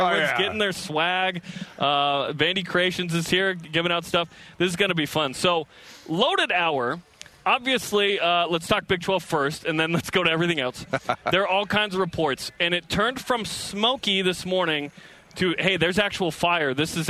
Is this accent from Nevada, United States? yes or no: yes; Las Vegas, Nevada, United States; from Las Vegas.